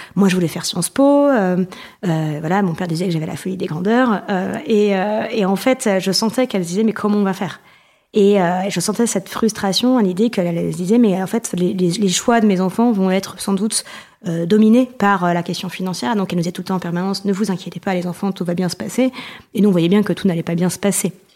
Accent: Provence-Alpes-Côte d'Azur, France; now in Paris, France; j'habite à Paris, euh, mais je viens de Provence

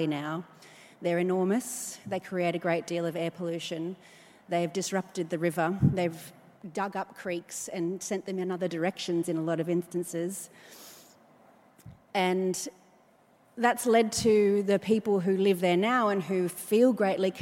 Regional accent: Newcastle, New South Wales, Australia; When I was growing up in Newcastle

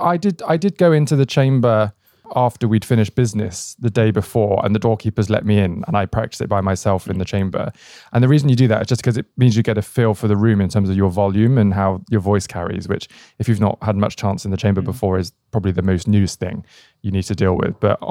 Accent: Bristol, South West England, United Kingdom; Not in the slightest. And this is probably part of the Bristol story.

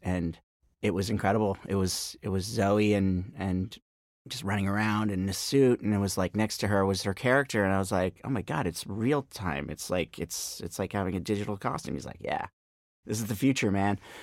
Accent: Marin County, Bay Area, California, United States; moved away as an adult; also born or lived in New York; now in Los Angeles, United States; I grew up in the Bay Area, up in Marin County, um, and moved down to LA to go to UCLA.

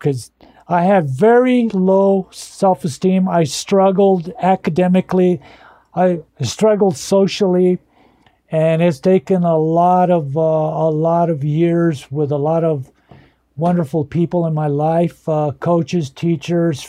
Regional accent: northern New Mexico, United States; first language Spanish; English is a second language; growing up in a broken home in northern New Mexico, dirt poor, both parents being illiterate and grandparents being illiterate

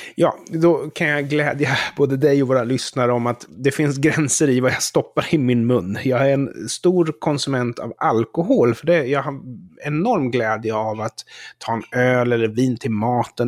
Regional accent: Sweden; som svensk

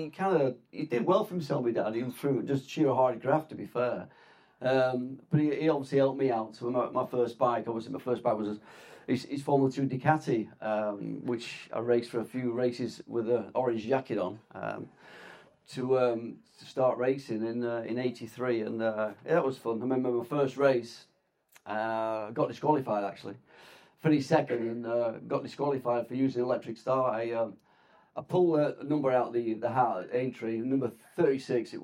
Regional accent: Blackburn, North West England, United Kingdom; Blackburn born and bred and still there

